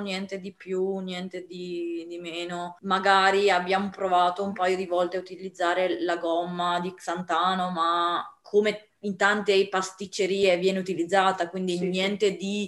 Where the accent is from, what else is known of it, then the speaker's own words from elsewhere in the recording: Apulia, Italy; sono pugliese